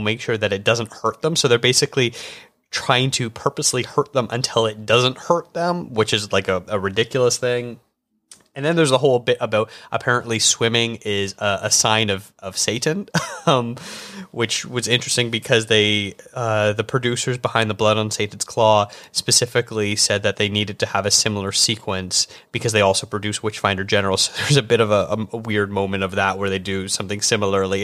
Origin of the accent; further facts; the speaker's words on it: Canada; as a Canadian